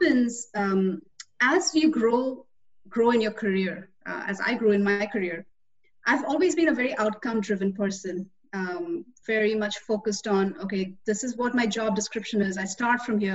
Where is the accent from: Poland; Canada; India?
India; moved away as an adult; also born or lived in Austin, Texas, United States; I came from India as a 21-year-old.